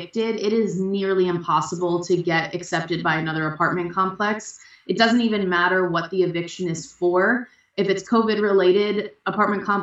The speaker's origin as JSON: {"language": "English", "town": "Ocean City", "region": "New Jersey", "country": "United States", "tie": "born or raised there", "also_born_or_lived": "Pennsylvania / Maryland", "moved": "as an adult", "lives_now": "Arlington, United States", "said": "I am originally from South Jersey around Ocean City area. It's about 10 miles south of Atlantic City. So I grew up there."}